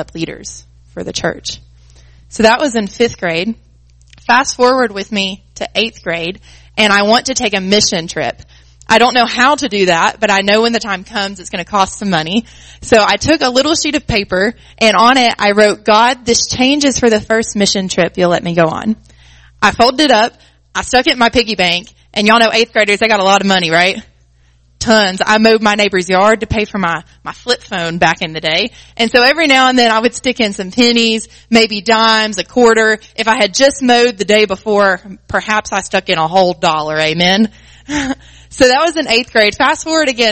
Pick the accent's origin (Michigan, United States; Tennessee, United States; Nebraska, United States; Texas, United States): Tennessee, United States; Greeneville; I grew up in Greenville, Tennessee